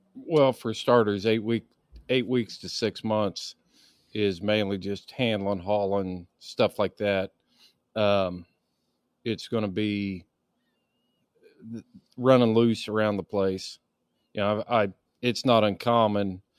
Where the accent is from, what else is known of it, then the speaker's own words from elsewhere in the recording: Indiana, United States; growing up in Indiana and, and hunting in Indiana